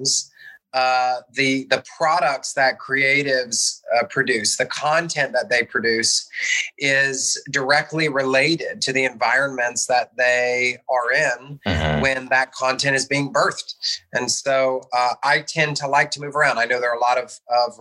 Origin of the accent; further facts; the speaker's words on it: Louisville, Kentucky, United States; I was born in Louisville, Kentucky